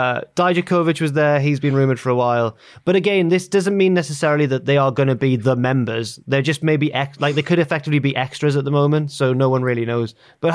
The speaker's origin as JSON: {"language": "English", "town": "Newcastle upon Tyne", "region": "North East England", "country": "United Kingdom", "tie": "born or raised there", "said": "Growing up in Newcastle"}